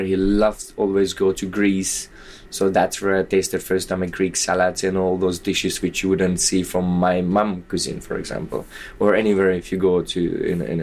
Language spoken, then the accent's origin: English; Nitra, Nitra Region, Slovakia; moved away; also born or lived in Prague; to Nitra, to my hometown